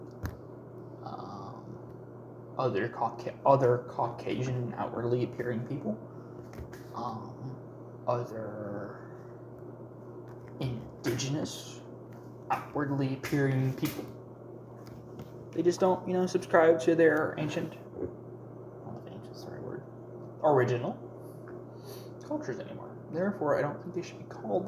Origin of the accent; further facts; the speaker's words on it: United States; I am not Scottish, Irish, German, American. I'm an American